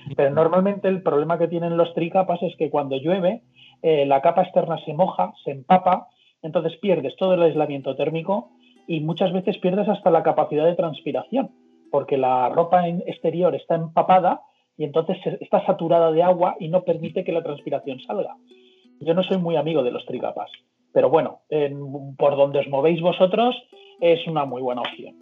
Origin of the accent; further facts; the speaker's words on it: Mallorca, Balearic Islands, Spain; now in Madrid, Spain; soy de Mallorca pero vivo en Madrid